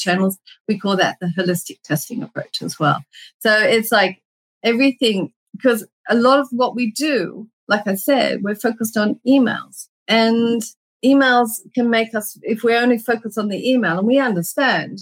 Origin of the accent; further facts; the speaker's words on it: Australia; moved away; in Australia, I'm Australian